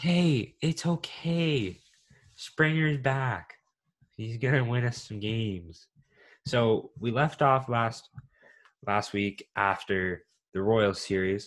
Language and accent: English; Canada; we're from Canada and this kind of how we've been raised.